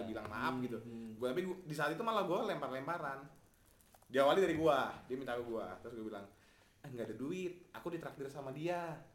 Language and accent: Indonesian; Cilegon, Banten, Indonesia; gue zaman SMA di Cilegon di Cilegon ya